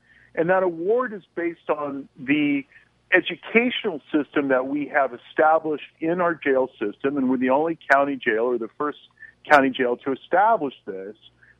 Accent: Chicago, Illinois, United States; now in San Francisco, United States; I was born in Chicago.

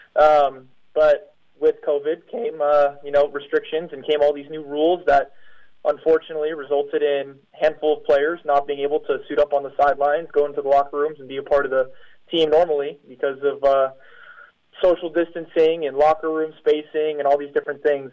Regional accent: United States; moved away as an adult; now in Poland; I am the American

